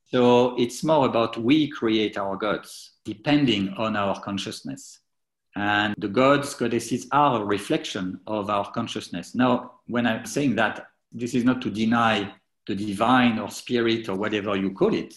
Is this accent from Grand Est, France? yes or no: yes; Troyes, Grand Est, France; now in United Kingdom; I, grew up in France, in Troyes, which is a well, medium-sized town just east of Paris